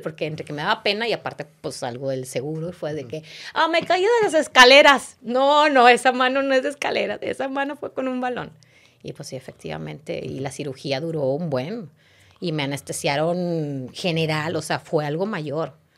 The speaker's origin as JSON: {"language": "Spanish", "town": "Monterrey", "region": "Nuevo León", "country": "Mexico", "tie": "born or raised there", "also_born_or_lived": "Mexico City / Argentina", "moved": "as an adult", "lives_now": "Spain"}